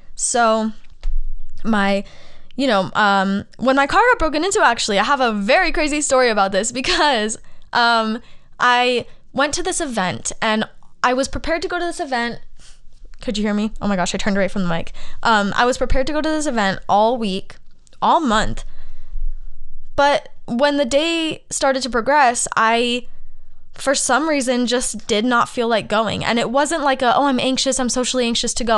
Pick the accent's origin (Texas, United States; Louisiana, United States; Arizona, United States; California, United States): Arizona, United States; moved away as an adult; also born or lived in Los Angeles; I'm from Arizona